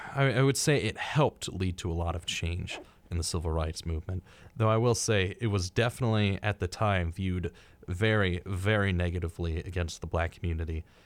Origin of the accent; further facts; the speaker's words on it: United States; as an American, my geographical knowledge is very, very slim